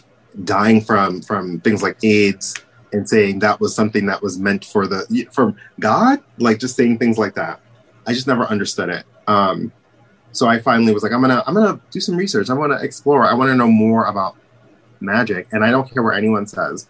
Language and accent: English; New York City, New York, United States; I was born and raised in Brooklyn